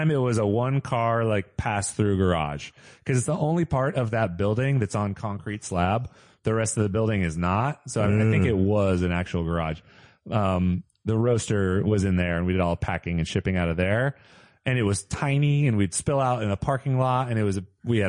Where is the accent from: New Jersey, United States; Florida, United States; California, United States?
California, United States; Modesto; also born or lived in San Francisco; I grew up in like a small town in the Central Valley.